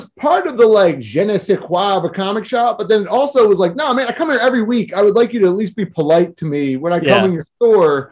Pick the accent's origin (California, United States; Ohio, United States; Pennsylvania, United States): Pennsylvania, United States; Philadelphia; I'm from South Philadelphia.